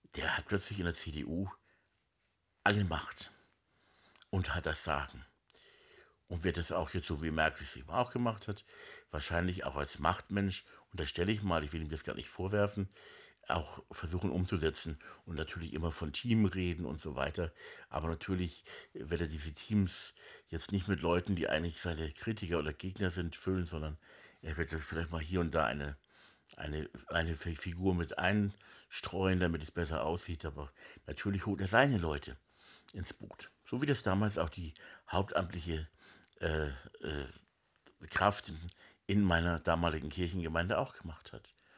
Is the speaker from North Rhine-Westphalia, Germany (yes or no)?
no; Hamburg, Germany; moved away as an adult; now in Spiegelau, Germany; ich bin halt in Hamburg aufgewachsen, die ersten 20 Jahre meines Lebens, allerdings in Hamburg-Meindorf, also am Stadtrand von Hamburg.